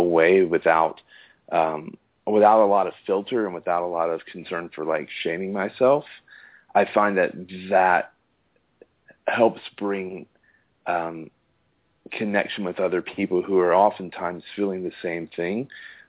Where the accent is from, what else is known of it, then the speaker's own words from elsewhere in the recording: Austin, Texas, United States; I'm from Austin, Texas